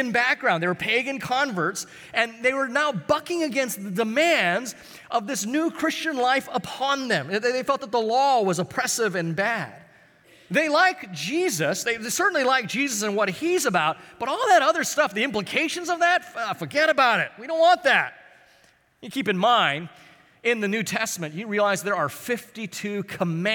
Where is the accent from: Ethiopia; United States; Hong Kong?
United States; Honolulu, Hawaii; I grew up in Hawaii, and I used to hang out in this kind of rougher part of town called Kalihi